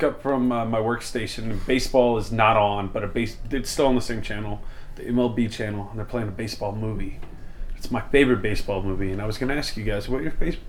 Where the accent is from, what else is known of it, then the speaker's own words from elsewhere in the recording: Shreveport, Louisiana, United States; moved away; I grew up in Louisiana, and all the punk rock kids at the time, Shreveport.